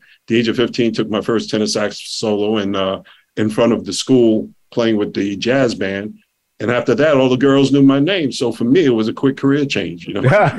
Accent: New York City, New York, United States; also born or lived in Queens; growing up in New York City, man, was I thank God every day that I was born and raised there. Moved to Queens when I was 11 years old and got involved in the music department at August Martin High School in Queens.

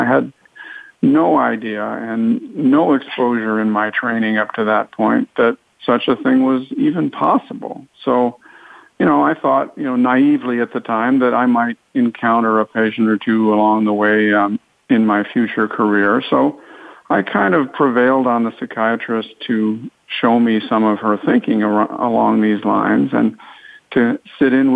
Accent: East Coast, United States; moved away as an adult; also born or lived in Southern California; I grew up on the East Coast, went to medical school there

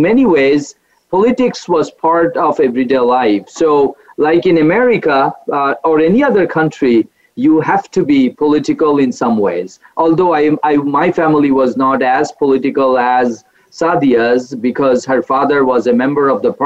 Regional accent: Bangladesh; now in United States; I am also from Bangladesh, and I grew up in a middle-class educated family

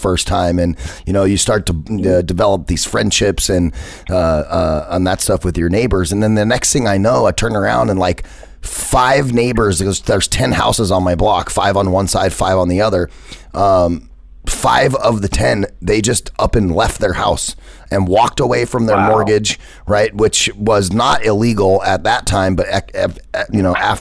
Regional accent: Phoenix, Arizona, United States; I grew up in Metro Phoenix over by Metro Center

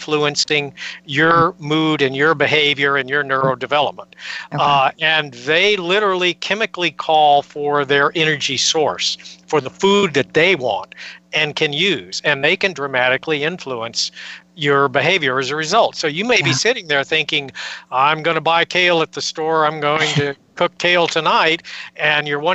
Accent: San Antonio, Texas, United States; I grew up in San Antonio, Texas in the 1950s

